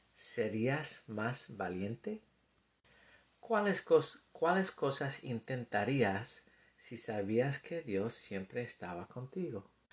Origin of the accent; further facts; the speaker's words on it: United States; accent: gringo; Spanish is a second language; mi acento gringo